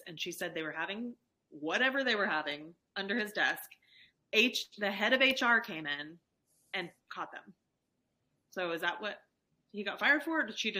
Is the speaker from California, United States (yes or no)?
yes; California, United States; Like, we're from California.